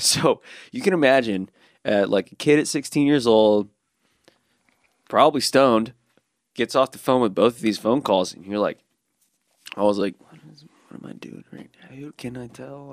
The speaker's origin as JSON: {"language": "English", "town": "Birmingham", "region": "Alabama", "country": "United States", "tie": "born or raised there", "also_born_or_lived": "Dothan, Alabama", "said": "growing up in Birmingham without a skate park for so long"}